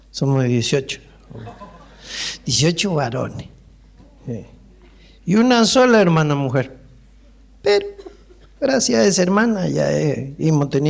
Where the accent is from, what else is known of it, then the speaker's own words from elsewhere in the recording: Maipú, Mendoza, Argentina; Yo, soy mendocino y estoy acá a pedido de la gente, a pedido de la gente de Mendoza. Yo, nací en Mendoza, en, en Maipú, Maipú